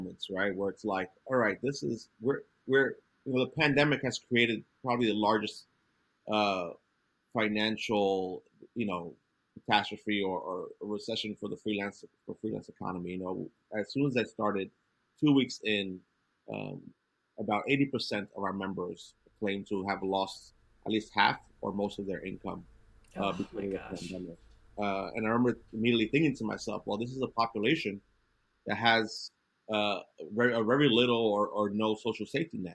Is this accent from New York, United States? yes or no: yes; New York City, New York, United States; I grew up in Brooklyn